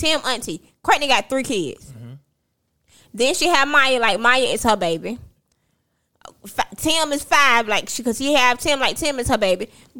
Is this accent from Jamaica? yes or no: yes; Jamaica; I'm a Jamaican.